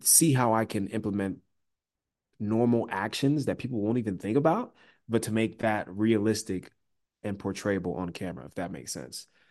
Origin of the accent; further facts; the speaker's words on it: Nigeria; I'm Nigerian